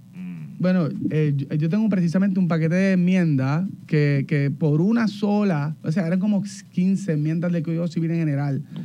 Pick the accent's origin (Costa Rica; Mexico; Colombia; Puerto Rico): Puerto Rico; Barranquitas; Yo me crié en, Barranquita, en Palo Hincado